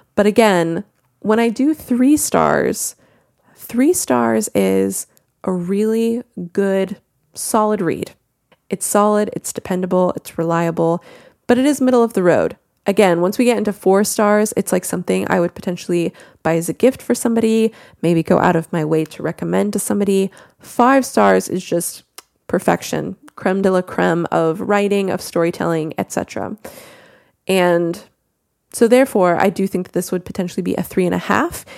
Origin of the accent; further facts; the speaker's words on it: United States; accent: American; if you could not tell by my accent, I am American